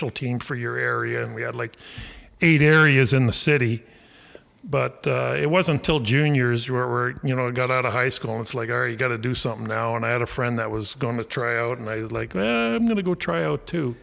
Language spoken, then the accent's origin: English; Alaska, United States; we're from Alaska